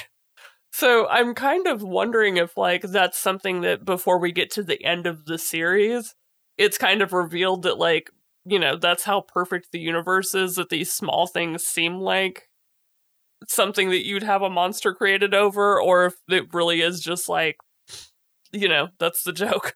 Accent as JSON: {"language": "English", "country": "United States", "said": "as an American"}